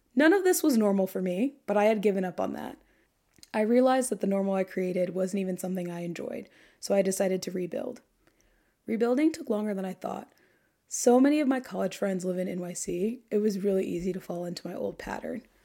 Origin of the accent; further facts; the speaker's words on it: Dayton, Ohio, United States; moved away as an adult; also born or lived in Indianapolis, Indiana / Kent, Ohio; now in New York, United States; I grew up in suburban Dayton, Ohio. I moved to Dayton from Indianapolis in the third grade